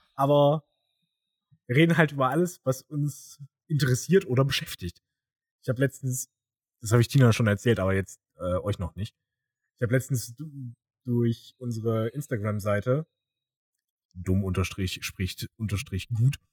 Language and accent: German; Thuringia, Germany; moved away; als Thüringer